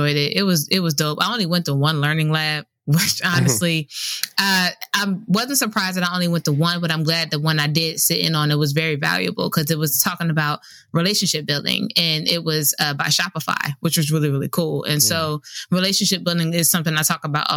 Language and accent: English; Camden, New Jersey, United States; moved away as an adult; also born or lived in Raleigh, North Carolina; I am originally from Camden, New Jersey.